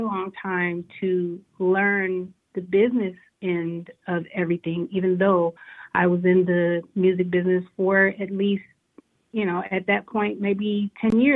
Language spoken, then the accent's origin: English; Detroit, Michigan, United States; now in Atlanta, United States; I reside in Atlanta right now. I am from Motown, Detroit City